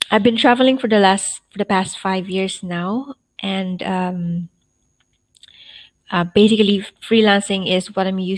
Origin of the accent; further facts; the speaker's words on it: Philippines; moved away as an adult; now in Hanoi, Vietnam; I'm originally from the Philippines, but is currently living here in Hanoi, Vietnam, because I'm traveling.